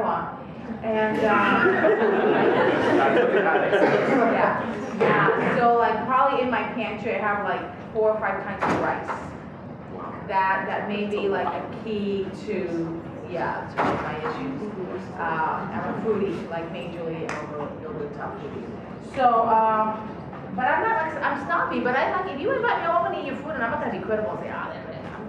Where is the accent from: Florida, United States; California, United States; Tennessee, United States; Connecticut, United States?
Florida, United States; Miami; moved away as an adult; also born or lived in Michigan; I grew up in Miami, I'm a Cuban girl from Miami